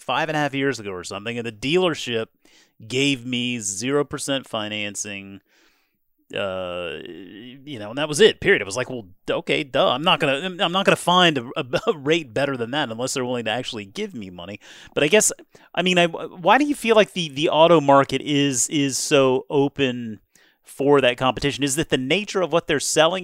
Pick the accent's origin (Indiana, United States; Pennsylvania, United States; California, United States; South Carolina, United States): South Carolina, United States; Charleston; moved away; I grew up in Charleston, got to play a lot of golf down there in Charleston, Mount Pleasant